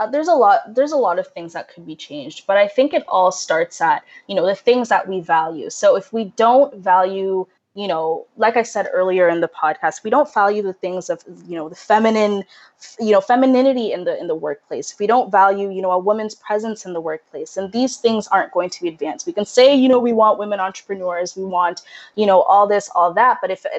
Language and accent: English; Kenya; moved away; we're immigrants from Kenya. We moved here in 2003. So when you're kind of in a new place and, you know, in a new country